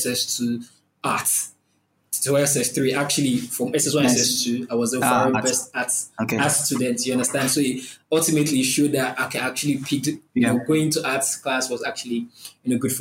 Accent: Oyo, Nigeria; also born or lived in Lagos, Nigeria; I'm from Oyo State. That's like another state in the country.

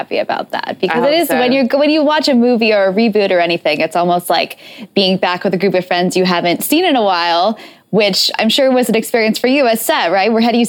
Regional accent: United States; as an American person.

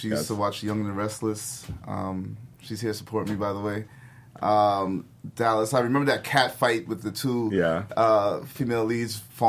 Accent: Canada; my parents are Guyanese, but I was born in Canada

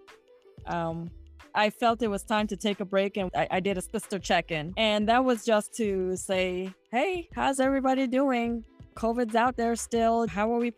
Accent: U.S. Virgin Islands; moved away; some of the dialect that we use in St. Thomas

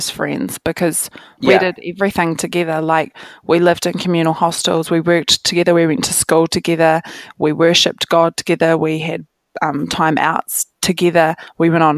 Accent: Rangiora, Canterbury, New Zealand; also born or lived in Cust; this is where like I grew up. So I was born in Rangiora

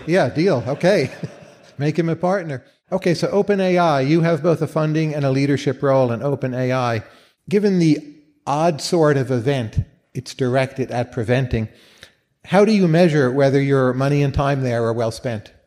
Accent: Northern Virginia, United States; also born or lived in Northeast US; I come from Northern Virginia, the Washington D.C. area

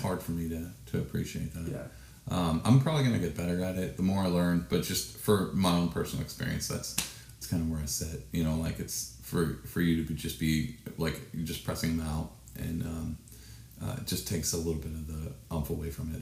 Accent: Texas, United States; I'm from Texas

